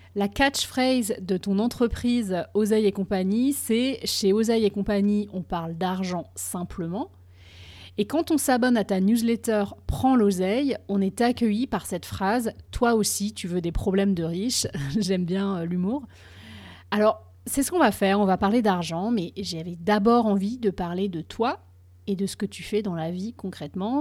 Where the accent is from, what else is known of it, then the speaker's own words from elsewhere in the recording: France; moved away as an adult; now in Boston, United States; je suis française et je vis aux États-Unis depuis un peu plus de 10 ans